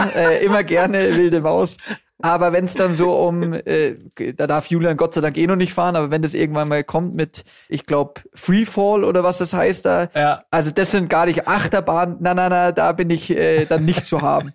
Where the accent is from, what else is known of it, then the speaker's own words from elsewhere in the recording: Munich, Bavaria, Germany; wir sind beide in München geboren, äh, unsere Kinder sind auch in München geboren, also alles waschechte Münchner